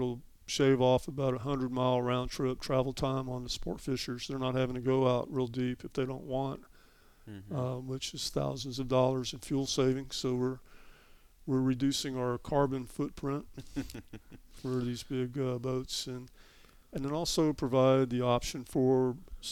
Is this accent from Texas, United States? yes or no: yes; Texas, United States; we're from Texas. We got to do things a little bit bigger